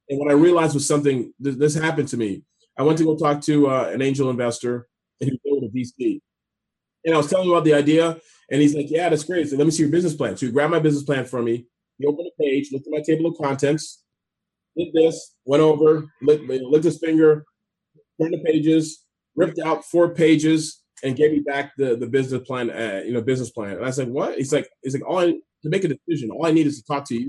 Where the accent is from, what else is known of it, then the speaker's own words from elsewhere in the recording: Canada; moved away; also born or lived in D.C. area; I speak French a little bit too, being Canadian